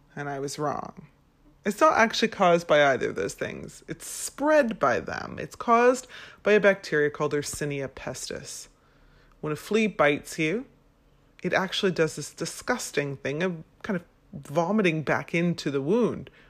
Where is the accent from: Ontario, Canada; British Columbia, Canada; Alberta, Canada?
British Columbia, Canada; Vancouver; now in London, United Kingdom; I'm originally from Vancouver, Canada